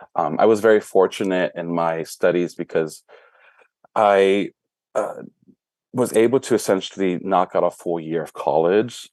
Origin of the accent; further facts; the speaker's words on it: Brownsville, Texas, United States; now in Dallas, United States; was born and raised in Brownsville, Texas